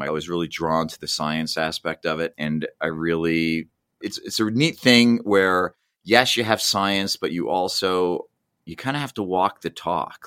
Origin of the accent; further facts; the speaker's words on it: New Jersey, United States; moved away as an adult; I grew up in New Jersey